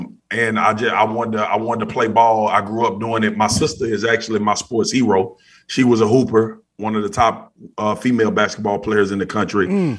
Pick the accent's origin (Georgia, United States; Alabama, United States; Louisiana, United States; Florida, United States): Louisiana, United States; Baton Rouge; moved away as an adult; From Baton Rouge, Louisiana, man. South Baton Rouge. Grew up, born and raised. Raised in a single parent household with my mom, but my dad was very involved.